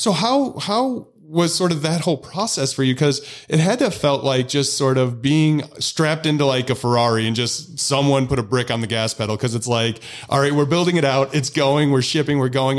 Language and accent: English; Illinois, United States; I'm from Illinois